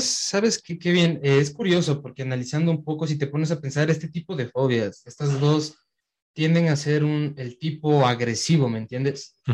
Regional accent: Quito, Pichincha, Ecuador; nací aquí en Quito

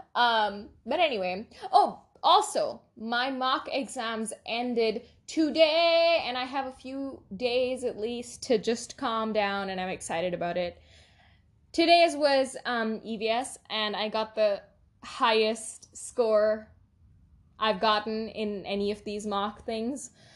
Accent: India; we're Indian. I mean, we, we live in India

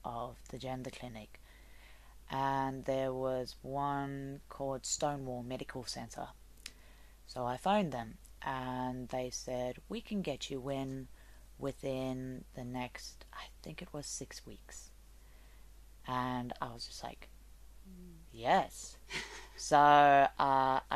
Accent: South Africa; moved away; I'm from South Africa.

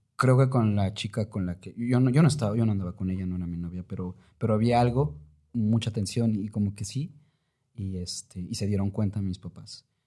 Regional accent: Oaxaca, Mexico; also born or lived in Mexico City; yo había sido de Oaxaca desde que nací en la Ciudad de México

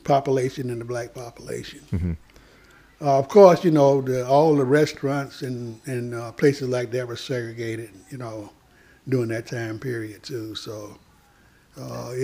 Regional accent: Greenville, South Carolina, United States; we had about 8 textile mills in my hometown, mm-hmm. Greenville, South Carolina

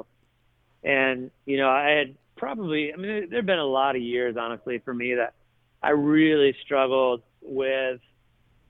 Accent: Toledo, Ohio, United States; moved away as an adult; now in Nashville, United States; when I was 16 at Toledo Christian School

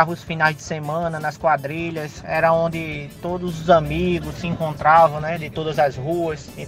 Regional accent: João Pessoa, Paraíba, Brazil; sou da, da cidade de João Pessoa.

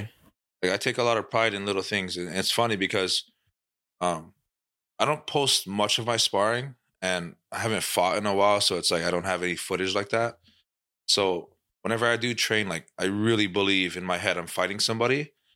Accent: Hawaii, United States; Max is from, you know, my hometown

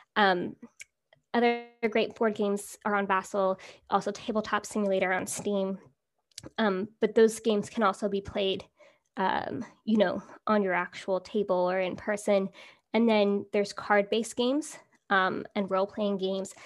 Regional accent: California, United States; growing up in California

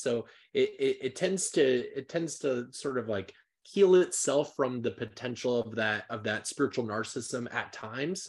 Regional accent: Nebraska, Iowa area, Midwest, United States; moved away; I'm actually from the Midwest. I'm from, like, the heart of America

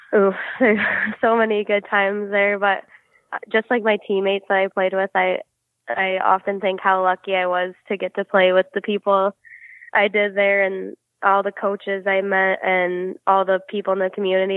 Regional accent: Livonia, Michigan, United States; I grew up in Livonia, Michigan, so it's like southern Michigan

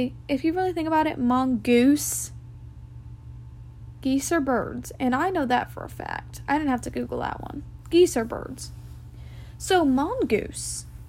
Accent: Jackson, United States; I was raised in Jackson.

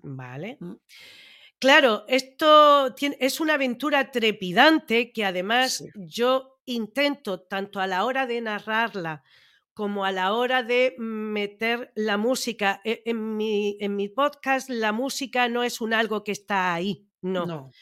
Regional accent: Andalusia, Spain; yo como andaluza también me ofendo cuando de otras comunidades dicen que es que los andaluces no sabemos hablar

